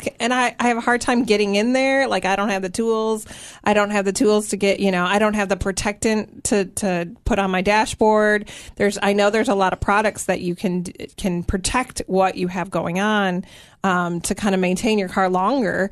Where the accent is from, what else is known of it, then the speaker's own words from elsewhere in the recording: Michigan, United States; now in Tennessee, United States; my Michigan roots